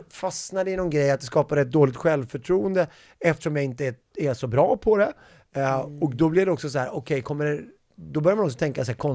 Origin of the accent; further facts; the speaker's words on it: Strängnäs, Södermanland, Sweden; på min gamla skola hemma i Strängnäs.